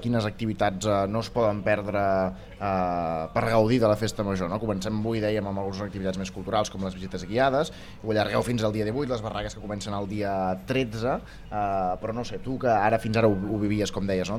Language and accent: Catalan; Sant Joan, Catalonia, Spain; des de Sant Joan, des del meu poble